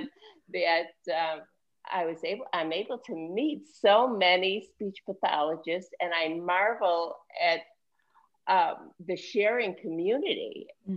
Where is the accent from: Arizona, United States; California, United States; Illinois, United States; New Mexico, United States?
Illinois, United States; Chicago; moved away as an adult; also born or lived in New York; I was born and raised in Chicago.